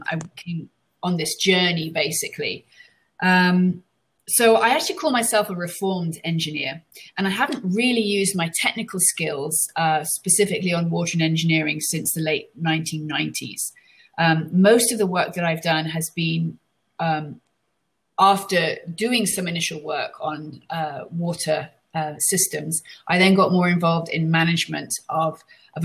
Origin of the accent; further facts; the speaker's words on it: London, United Kingdom; now in United States; So as you can probably guess from my accent, I wasn't born in the US. I was actually born in London in the UK.